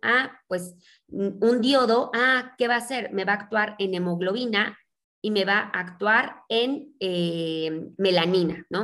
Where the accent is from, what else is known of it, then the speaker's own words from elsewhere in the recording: Mexico; also born or lived in Mexico City; yo soy mexicana, eh, vivo en la Ciudad de México